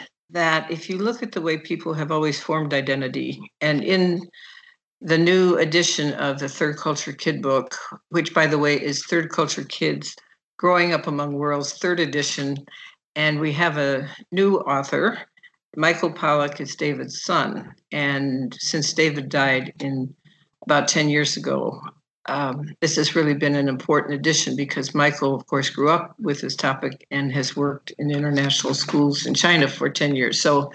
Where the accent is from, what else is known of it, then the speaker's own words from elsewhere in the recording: Nigeria; now in Chicago, United States; And so when I grew up in Nigeria, soccer was our game. And I did all kinds of things socially that were not doable when I got back to Chicago.